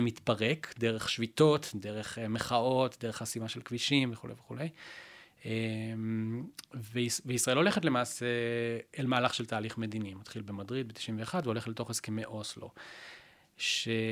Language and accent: Hebrew; Israel; אנחנו כישראלים